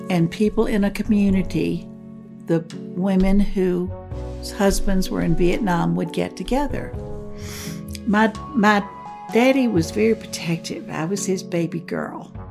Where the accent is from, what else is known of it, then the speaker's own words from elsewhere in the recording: Sheffield, Alabama, United States; I'm from the Tri Lakes area in northwest Alabama. There's Florence, Sheffield, and Tuscumbia. I'm from Sheffield.